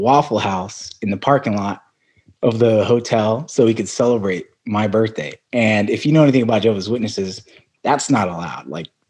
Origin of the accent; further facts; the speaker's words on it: Arizona, United States; also born or lived in Brooklyn, New York / Amarillo, Texas; And so I was born in Brooklyn, New York. When I was five, I have one older sister. My parents, we moved to Arizona.